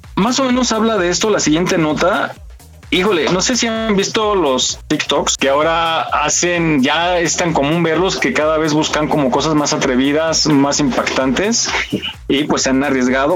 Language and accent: Spanish; Mexico; como buenos mexicanos